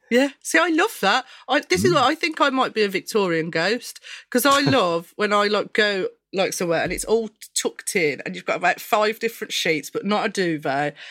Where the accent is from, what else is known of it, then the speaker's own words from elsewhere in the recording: Birmingham, West Midlands, United Kingdom; accent: Brummie; I'm quite Brummie as well.